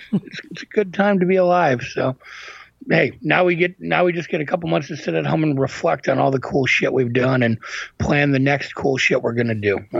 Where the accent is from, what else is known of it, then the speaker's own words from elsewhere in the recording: Green Bay, Wisconsin, United States; I'm from Green Bay